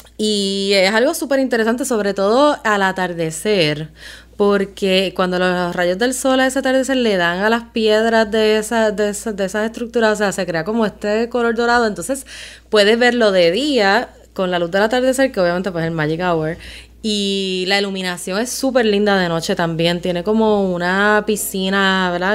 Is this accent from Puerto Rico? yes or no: yes; Puerto Rico; nosotros como buenos puertorriqueños